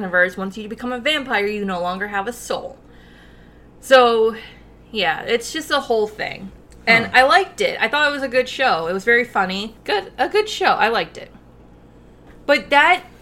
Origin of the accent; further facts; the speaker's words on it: Rochester, New York, United States; we're from Rochester, New York